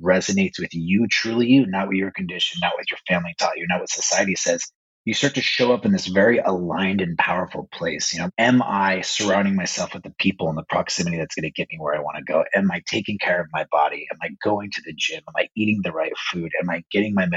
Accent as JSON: {"language": "English", "town": "Las Vegas", "region": "Nevada", "country": "United States", "tie": "born or raised there", "said": "So I was born and raised in Las Vegas, Nevada. I lived there for about 40 years of my life."}